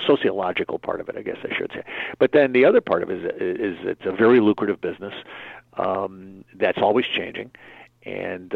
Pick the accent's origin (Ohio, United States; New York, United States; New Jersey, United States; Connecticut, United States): Connecticut, United States; Middletown; the town I grew up in was Middletown, Connecticut